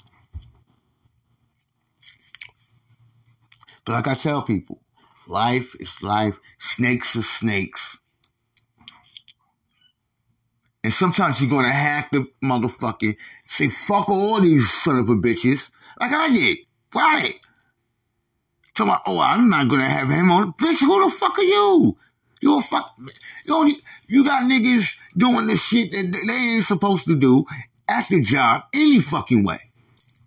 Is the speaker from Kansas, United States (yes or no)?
no; New York, United States; moved away; I'm from New York.